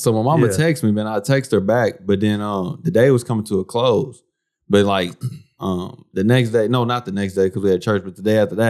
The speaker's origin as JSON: {"language": "English", "country": "United States", "said": "I'm an American. I'm an American. I'm married to a Haitian."}